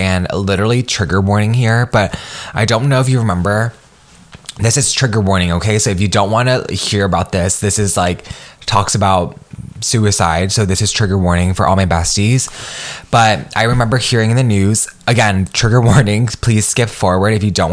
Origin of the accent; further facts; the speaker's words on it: United States; I am Vietnamese American. I come from immigrant parents, and I'm a first generation professional as well as first generation college student.